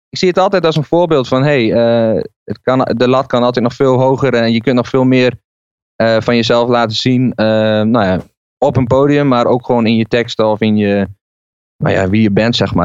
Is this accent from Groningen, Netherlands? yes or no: no; Barger-Compascuum, Drenthe, Netherlands; moved away as an adult; now in Zwolle, Netherlands; het dorp waar ik vandaan kwam, uh, Barger Compascuum, aan de Duitse grens